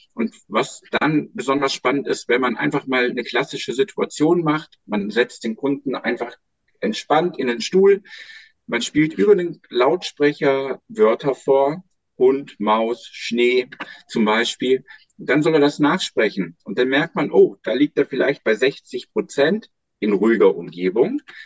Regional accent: Germany; now in Lüneburg, Germany; Am Bodensee, wo ich herkomme

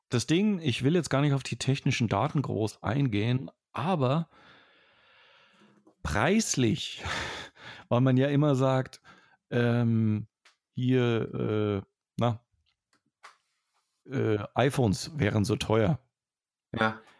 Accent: Franconia, Bavaria, Germany; accent: Franconian; ich bin Franke. Ich bin ja kein Bayer.

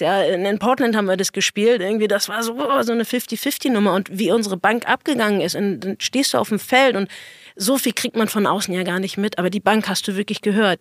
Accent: Berlin, Germany; Ich bin Berliner, habe jahrelang irgendwie in Berlin gespielt

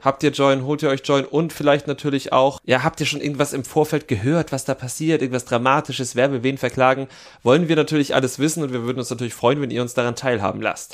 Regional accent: Jena, Thuringia, Germany; beim FC Karl Zeiss Jena in meiner Heimatstadt

